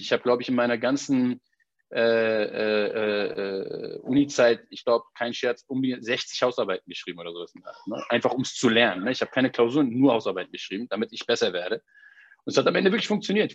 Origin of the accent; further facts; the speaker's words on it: Berlin, Germany; ich bin in Berlin geboren und aufgewachsen